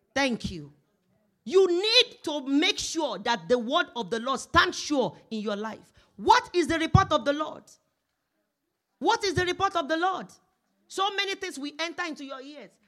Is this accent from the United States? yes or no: no; Nigeria; moved away as an adult; now in Canada; when I was coming from Nigeria